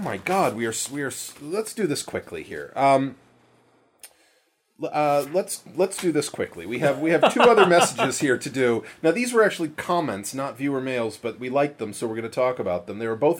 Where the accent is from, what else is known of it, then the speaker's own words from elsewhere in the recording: Maine, United States; Where I grew up in Maine